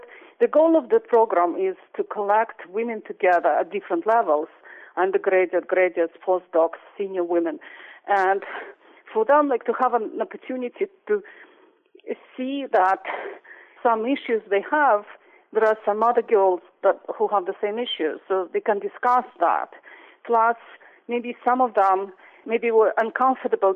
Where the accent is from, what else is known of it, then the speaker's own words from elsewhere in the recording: Russia; moved away as an adult; also born or lived in Princeton; now in United States; I grew up in Russia